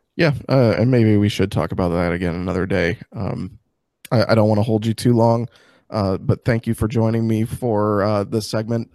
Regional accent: Springfield, Illinois, United States; I grew up in Springfield, which is, like, sixty-five percent Cub, Cardinals fans and thirty-five percent Cubs fans

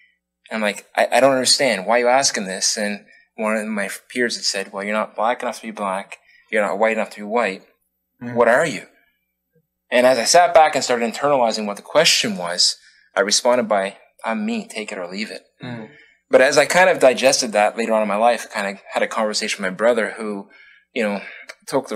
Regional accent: Nova Scotia, Canada; growing up in Nova Scotia

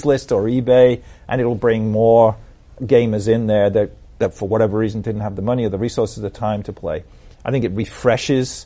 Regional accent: Liverpool, North West England, United Kingdom; accent: Liverpool; moved away; also born or lived in San Francisco; my accent sounds more Boss Hog than it does Liverpool

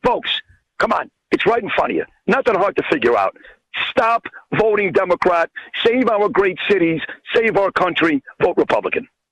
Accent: New York City, New York, United States; accent: New York; moved away as an adult; also born or lived in Boca Raton, Florida; I'm a Brooklyn boy. I left for 16 years. I went to Boca Raton, Florida. I'm the only guy that came back north

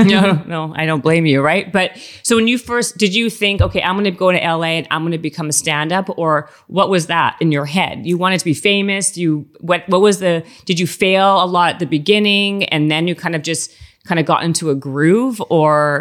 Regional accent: Winnipeg, Manitoba, Canada; moved away; also born or lived in Toronto; I'm from Winnipeg and then Toronto

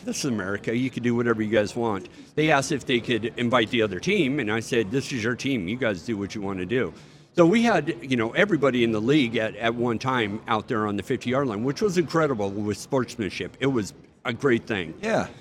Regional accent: United States; I'm an American. I fought for my country

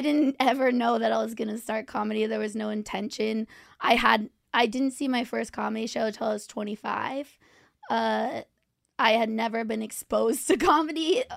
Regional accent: Orange County, California, United States; also born or lived in New York; now in Los Angeles, United States; I'm from Orange County, California

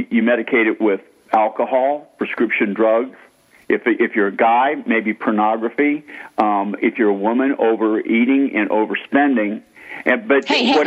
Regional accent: Boston, Massachusetts, United States; I grew up in a Roman Catholic family in Boston, Massachusetts

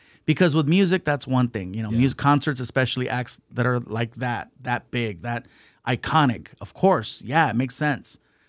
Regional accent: Long Beach, California, United States; I'm from Long Beach.

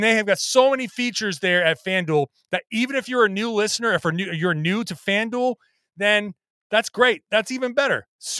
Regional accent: Boston, Massachusetts, United States; I grew up in the Boston area

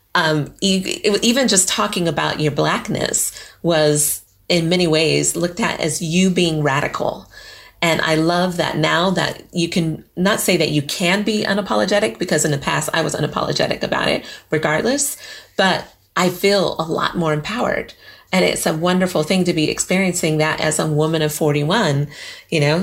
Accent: Colorado, United States; moved away as an adult; also born or lived in New York; now in United Kingdom; What was it like growing up there? That was beautiful. Like going skiing, and we did a lot of stuff in the mountains because I was in Girl Scouts

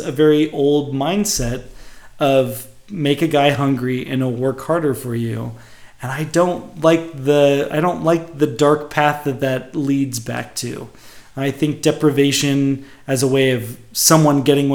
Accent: Bay Area, California, United States; growing up in the Bay Area

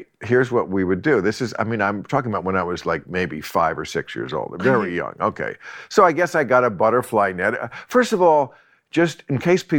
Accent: New Jersey, United States; New Jersey. And life was teeming.

